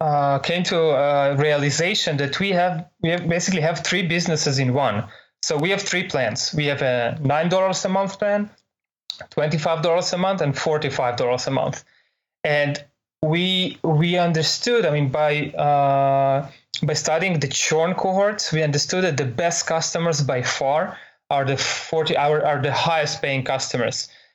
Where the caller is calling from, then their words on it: San Jose, California, United States; right now I'm calling you from San Jose in California.